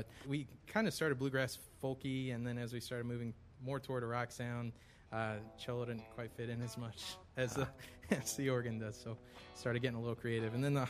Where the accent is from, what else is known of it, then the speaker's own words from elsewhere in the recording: Bowling Green, Kentucky, United States; I'm from Bowling Green.